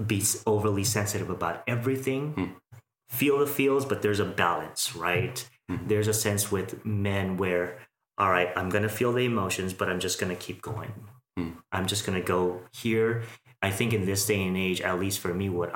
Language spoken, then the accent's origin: English; Philippines; now in Las Vegas, United States; I'm Filipino